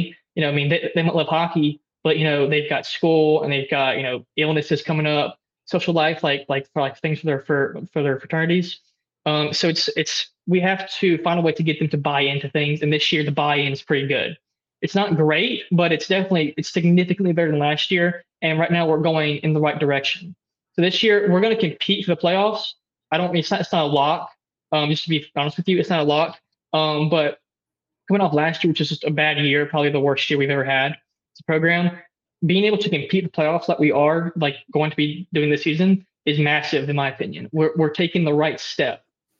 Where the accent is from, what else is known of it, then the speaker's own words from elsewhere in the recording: Oxford, Mississippi, United States; I'm from Oxford, but, you know, I know a lot of people who are here because they just, it's the environment, really.